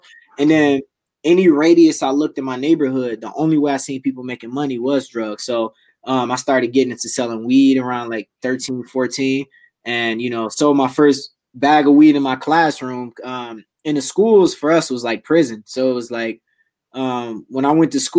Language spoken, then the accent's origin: English; Detroit, Michigan, United States; born and raised Detroit, Michigan